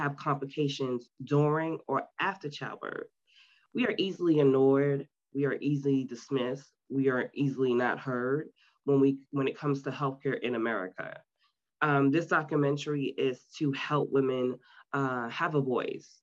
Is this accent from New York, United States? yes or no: yes; New York City, New York, United States; now in Myrtle Beach, United States; I was born and raised in Queens, New York City